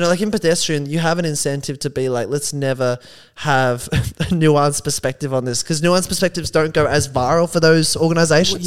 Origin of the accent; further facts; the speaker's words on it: Geelong, Victoria, Australia; There were guys in my hometown